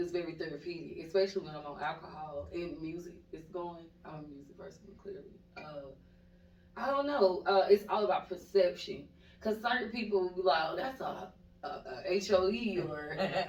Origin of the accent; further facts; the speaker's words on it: Atlanta, Georgia, United States; I was born and raised here in Atlanta, Georgia. I'm a Grady baby.